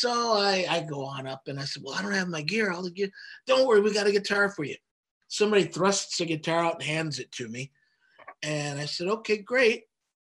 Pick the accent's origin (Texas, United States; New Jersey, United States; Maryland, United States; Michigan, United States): Michigan, United States; Oak Park; Marcy and I are from the same town. We're from Oak Park, Michigan.